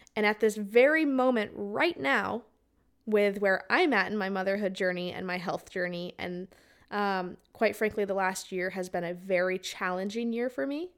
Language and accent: English; Arizona, United States; I grew up in Arizona